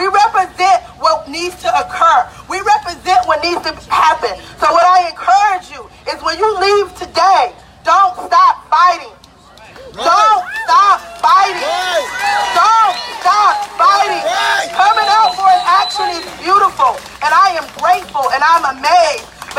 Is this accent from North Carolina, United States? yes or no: yes; Greensboro, North Carolina, United States; I'm from Greensboro, North Carolina. My mom is from Montgomery, Alabama.